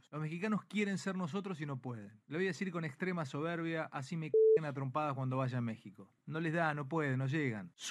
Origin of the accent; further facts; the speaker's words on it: Argentina; Porque somos Argentina, jugamos al fútbol así, nacimos así